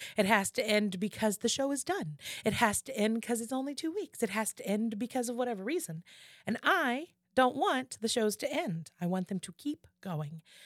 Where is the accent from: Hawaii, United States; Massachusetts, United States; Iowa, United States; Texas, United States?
Texas, United States; Houston; I'm from Houston, I'm a Houstonian